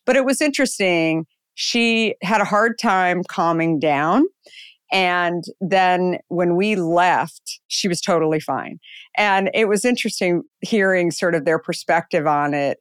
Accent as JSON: {"language": "English", "region": "Arizona", "country": "United States", "tie": "born or raised there", "also_born_or_lived": "New York / San Francisco", "moved": "as an adult", "lives_now": "Marin County, United States", "said": "I grew up in Arizona"}